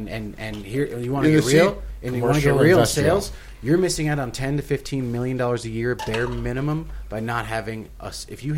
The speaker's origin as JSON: {"language": "English", "region": "New Jersey", "country": "United States", "moved": "yes", "lives_now": "Colorado, United States", "said": "I'm from here. Like I'm from New Jersey."}